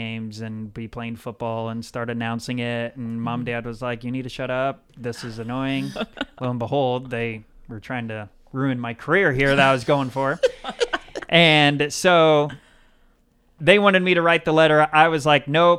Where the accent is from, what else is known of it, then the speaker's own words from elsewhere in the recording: Howells, Nebraska, United States; also born or lived in West Point, Nebraska; I was born in West Point, Nebraska. My family, mom and dad, had a little farm out in the country near Howells, Nebraska